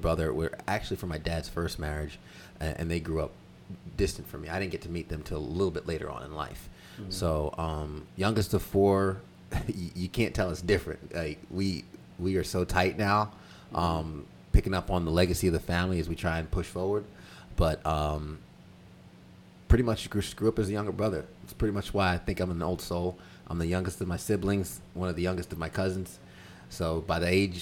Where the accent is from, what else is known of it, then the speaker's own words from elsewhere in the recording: Long Island, New York, United States; moved away as an adult; also born or lived in Greenville, South Carolina; now in Charlotte, United States; Growing up in New York, it was a lot of work ethic